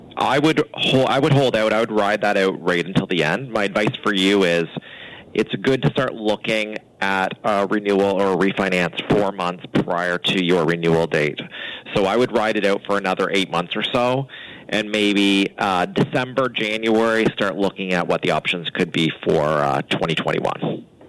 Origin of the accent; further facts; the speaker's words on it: Annapolis Valley, rural Nova Scotia, Canada; I grew up in the Annapolis Valley in a small small town